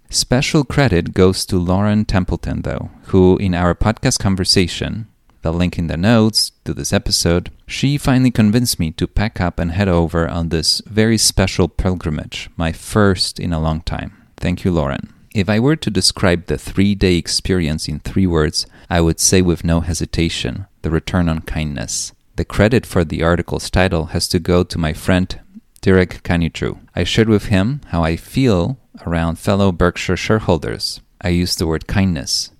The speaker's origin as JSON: {"language": "English", "country": "Poland", "tie": "born or raised there", "said": "I was born in Cold War Poland"}